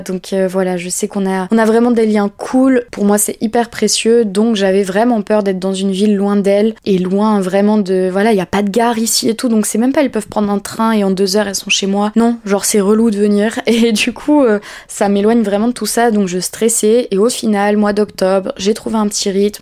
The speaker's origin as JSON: {"language": "French", "town": "Bordeaux", "region": "Nouvelle-Aquitaine", "country": "France", "also_born_or_lived": "Paris", "moved": "yes", "lives_now": "Lacanau, France", "said": "je viens de Bordeaux à la base et la Cano c'est à côté de Bordeaux"}